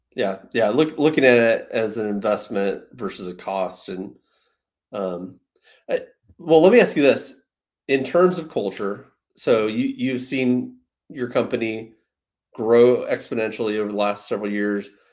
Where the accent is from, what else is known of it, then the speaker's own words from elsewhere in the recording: Rockford, Illinois, United States; I'm from Rockford